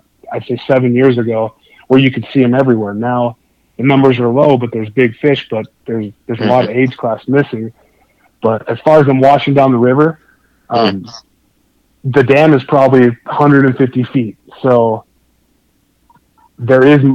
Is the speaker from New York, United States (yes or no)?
no; Los Angeles, California, United States; also born or lived in Wyoming / Salt Lake City, Utah; now in Utah, United States; I grew up fishing bass in Southern California